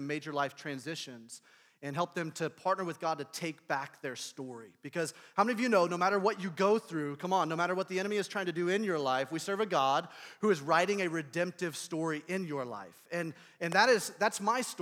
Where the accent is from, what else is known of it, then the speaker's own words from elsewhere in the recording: Indianapolis, Indiana, United States; I'm from Indianapolis, Indiana